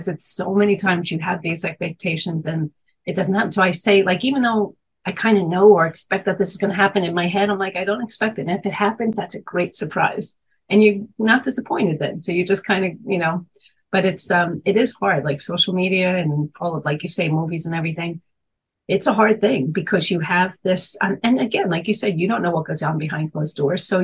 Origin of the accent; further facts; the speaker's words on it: New York, United States; I grew up in Manhattan